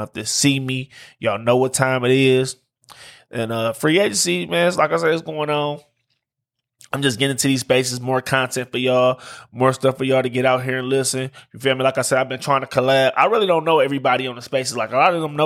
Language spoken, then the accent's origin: English; Detroit, Michigan, United States; I'm from Detroit.